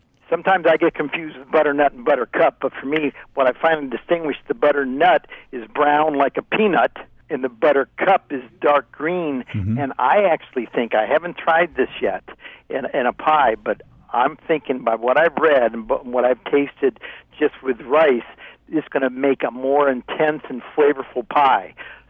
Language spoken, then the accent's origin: English; Ohio, United States; You know, growing up in Ohio, maybe that's what was going on there.